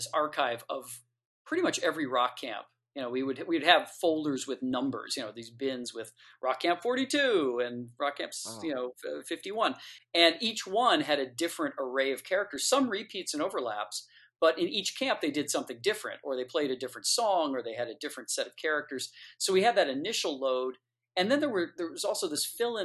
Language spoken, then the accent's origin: English; Detroit, Michigan, United States; I grew up in Detroit, Michigan, listening to this music